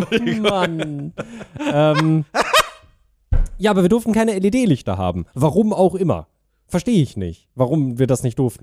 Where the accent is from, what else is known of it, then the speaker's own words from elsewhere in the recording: Germany; ich bin äh, in Deutschland aufgewachsen und bin offensichtlich sehr deutsch